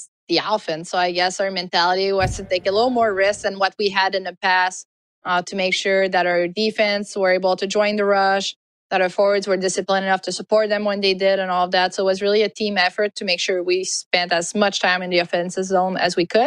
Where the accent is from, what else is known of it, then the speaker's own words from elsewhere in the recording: Quebec, Canada; came back to Quebec, have an event in my hometown